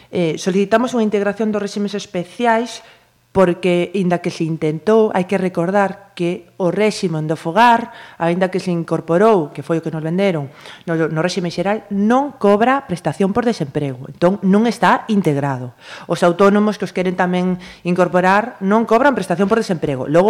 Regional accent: Galicia, Spain; son tan galegos como os que somos

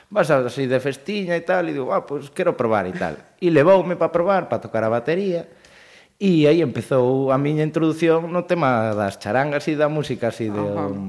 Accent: Pontevedra, Galicia, Spain; xa dende pequeno, pois como moitísima xente aquí en Pontevedra, pois dedicámonos á música estudiando no conservatorio daqui propio, de Pontevedra

